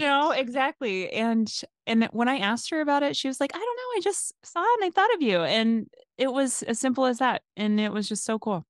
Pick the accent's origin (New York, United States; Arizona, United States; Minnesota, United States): Arizona, United States; Phoenix; moved away; also born or lived in Washington, District of Columbia, United States; living in Arizona growing up